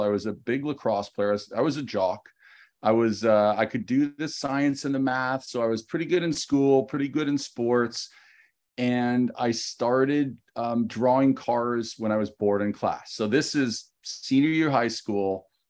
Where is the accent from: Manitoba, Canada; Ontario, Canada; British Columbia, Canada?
Ontario, Canada; Ottawa; moved away as an adult; also born or lived in New York, United States; I was born and raised in Canada